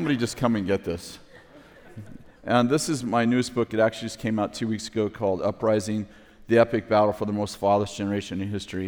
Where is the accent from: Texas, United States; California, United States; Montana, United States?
California, United States; I'm from California